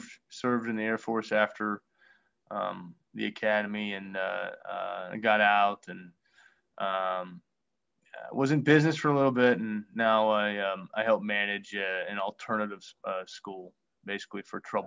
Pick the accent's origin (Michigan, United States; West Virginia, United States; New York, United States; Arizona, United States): West Virginia, United States; I moved home to my hometown here in West Virginia